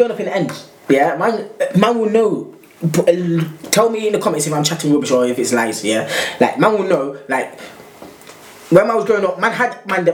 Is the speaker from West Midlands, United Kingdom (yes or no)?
no; London, United Kingdom; now in Nottingham, United Kingdom; I'm from, originally from London, live in Nottingham, been there for a long, long time.